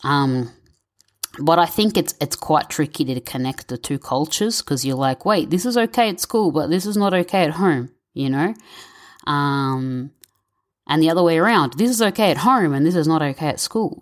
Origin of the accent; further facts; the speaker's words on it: Victoria, Australia; My parents are Egyptian, but I was born and raised in Victoria, Australia